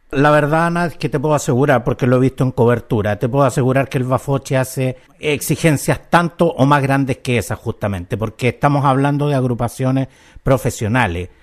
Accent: Chile; en Chile justamente eh, eh, nos pasa esto, que somos, somos como tan desapegados

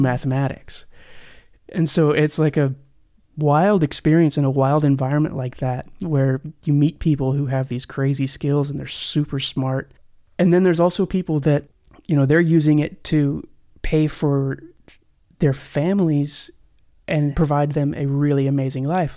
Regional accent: Tulsa, Oklahoma, United States; moved away; also born or lived in Nashville; I'm from Tulsa, Oklahoma

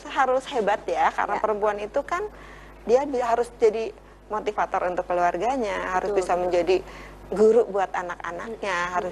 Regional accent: Java, Indonesia; first language Javanese; Indonesian is a second language; Saya kan orang Jawa nih. Mm -hmm begitu masuk sini itu ya bahasa Jawa saya banyak yang hilang karena oh. sudah lama nih di sini.

